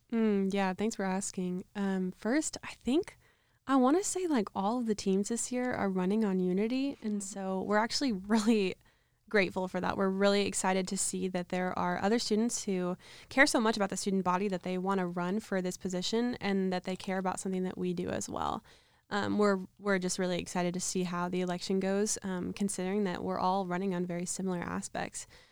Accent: outside of Dallas, Texas, United States; I'm from outside of Dallas, Texas

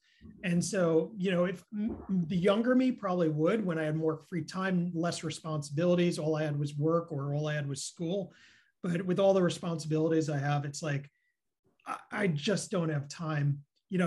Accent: New York, United States; from New York

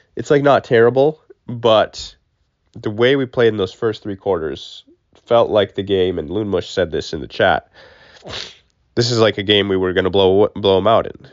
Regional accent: Fargo, North Dakota, United States; now in Miami, United States; we are live from Fargo, North Dakota. Not Miami, Florida. I'm home.

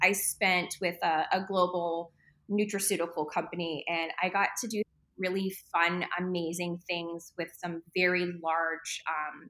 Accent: Phoenix, Arizona, United States; I grew up in Phoenix since I was three. So this is most definitely my home

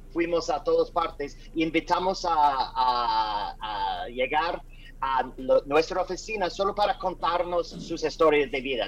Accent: United States; moved away; also born or lived in Guatemala; yo soy un cineasta estadounidense

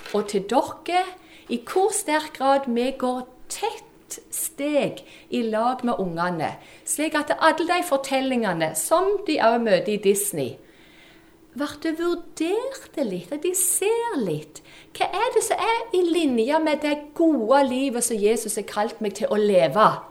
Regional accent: Bryne, Rogaland, Norway; accent: Jærsk; moved away as an adult; also born or lived in Kristiansand; Dere hører på mål at jeg er jærbu, jente ifra Bryne

